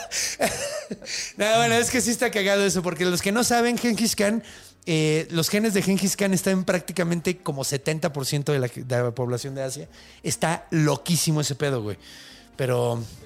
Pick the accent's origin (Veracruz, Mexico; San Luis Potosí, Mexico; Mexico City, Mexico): Mexico City, Mexico; also born or lived in Juárez; Yo nací aquí y luego fui un rato para allá y luego me regresé